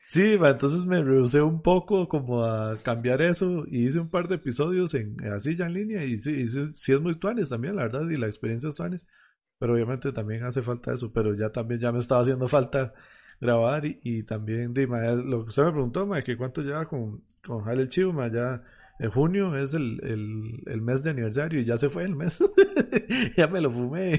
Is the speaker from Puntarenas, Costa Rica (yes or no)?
no; Heredia, Costa Rica; yo soy de Heredia